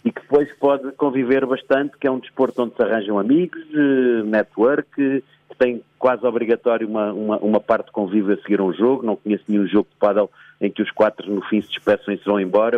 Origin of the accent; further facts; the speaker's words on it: Portugal; sou português